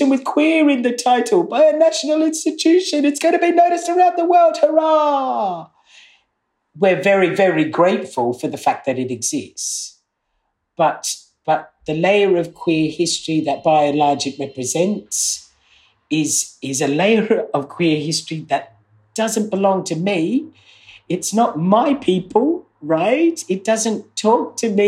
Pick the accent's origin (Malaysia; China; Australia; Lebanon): Australia; now in United Kingdom; I grew up in Australia